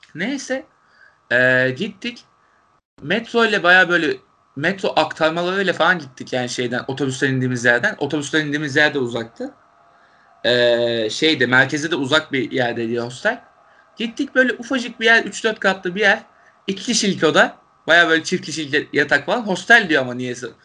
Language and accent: Turkish; Turkey; Türkiye'den gelen Türkler olduğumuzu